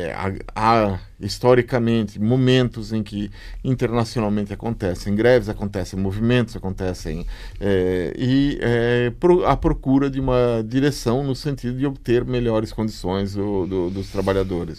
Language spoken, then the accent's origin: Portuguese; Brazil; eu sou, sou do Brasil